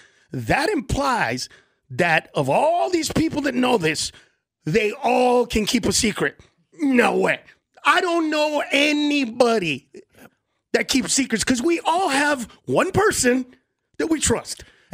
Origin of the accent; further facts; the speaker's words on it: California, United States; I'm from California.